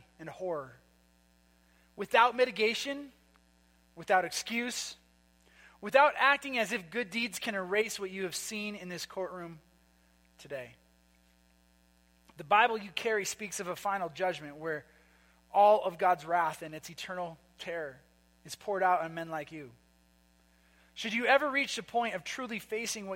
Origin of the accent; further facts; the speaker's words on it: Minnesota, United States; moved away; I'm from Minnesota